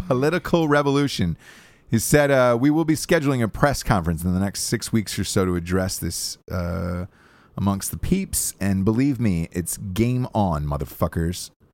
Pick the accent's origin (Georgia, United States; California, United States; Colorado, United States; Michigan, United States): Georgia, United States; Atlanta; moved away; my hometown